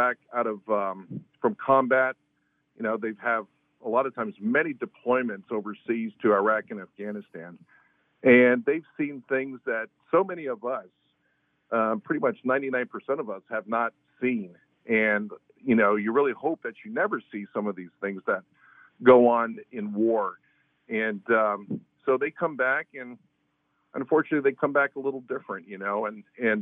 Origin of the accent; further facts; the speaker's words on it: Palm Beach Gardens, Florida, United States; I'm actually a Floridian. I'm actually from Palm Beach Gardens, grew up here